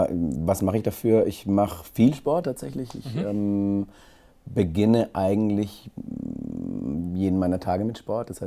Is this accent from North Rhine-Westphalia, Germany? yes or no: no; Gondelsheim, Baden-Württemberg, Germany; also born or lived in Bretten; ich komme aus dem Kraichgau, ich bin in Bretten geboren, in Gondelsheim aufgewachsen, ich wohne in Epping, das ist alles Kraichgau, also quasi so zwischen Karlsruhe und Heilbronn, ganz grob. Es ist Baden.